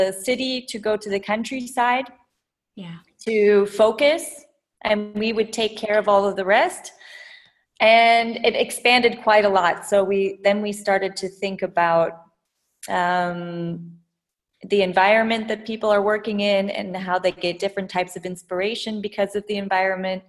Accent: Midwest, United States; moved away as an adult; also born or lived in California / Vietnam / Berlin, Germany; now in Germany; I'm American, so I was born in the US and grew up in the Midwest

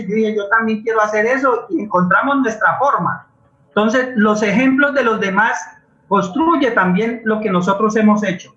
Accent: Cali, Valle del Cauca, Colombia; yo soy un niño de Siloé

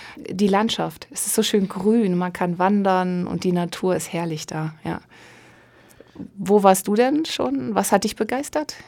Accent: Osnabrück, Lower Saxony, Germany; Ich komme gebürtig aus Osnabrück

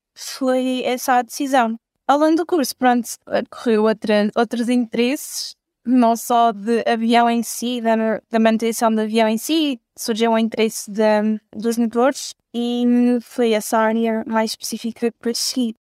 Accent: Belmonte, Centro, Portugal; sou de Belmonte, perto da Covilhã

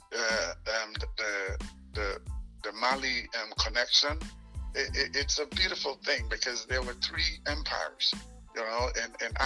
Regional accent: Dangriga, Stann Creek District, Belize; now in Virginia, United States; I was born in Belize

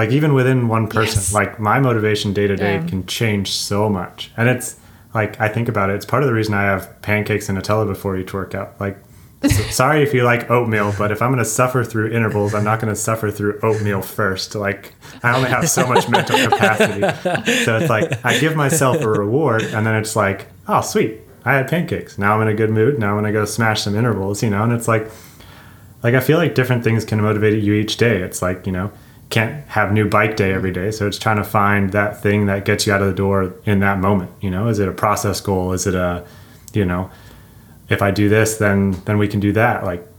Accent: California, United States; there's certain styles of descending growing up in SoCal that he's better than I at.

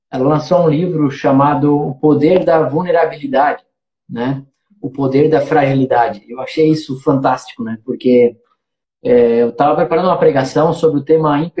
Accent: Trombudo Central, Santa Catarina, Brazil; lá de Trombudo Central, será que, como é que eles vão achar que eu disser que eu sou de Trombudo e tal, é, Trombudo Central

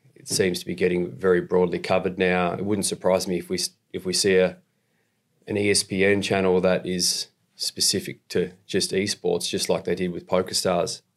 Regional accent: Australia; moved away as an adult; now in Canada; I'm from Australia. I live in Canada now.

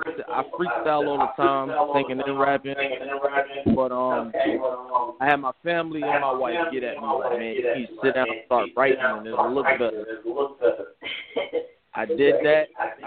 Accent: New York City, New York, United States; also born or lived in Florida; now in South Carolina, United States; I'm calling from 843 South Carolina, but I'm originally from Brooklyn, New York.

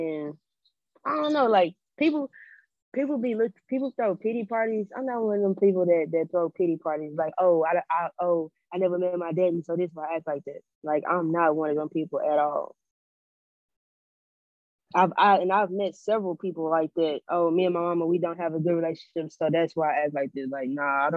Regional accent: Louisiana, United States; I'm from Louisiana

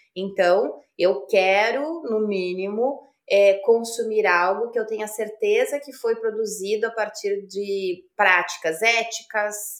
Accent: Passo Fundo, Rio Grande do Sul, Brazil; moved away; Sou gaúcha de Passo Fundo

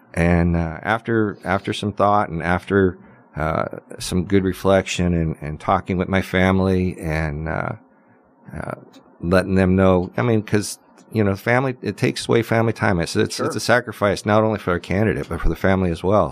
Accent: Las Vegas, Nevada, United States; the people I grew up with here in Las Vegas

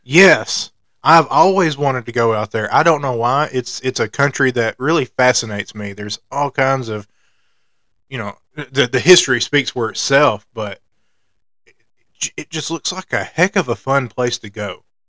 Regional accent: Alabama, United States; I grew up on the Braves like everybody else in the state of Alabama

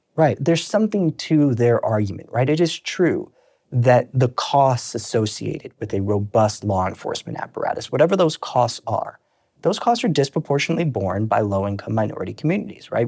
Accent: New York City, New York, United States; also born or lived in Brooklyn / Long Island; I'm originally born and raised in New York.

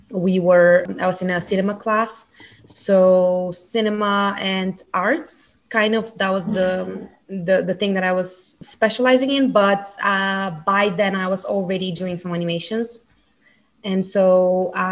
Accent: Bulgaria; I'm from Bulgaria, actually.

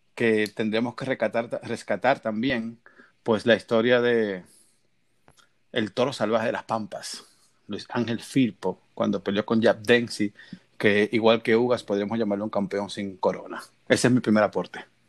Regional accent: Dominican Republic; now in Miami, United States; yo vivo en Miami y soy dominicano

